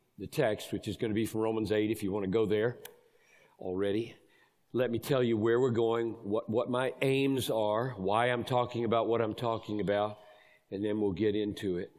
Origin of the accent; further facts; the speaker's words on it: Greenville, South Carolina, United States; I grew up in Greenville, South Carolina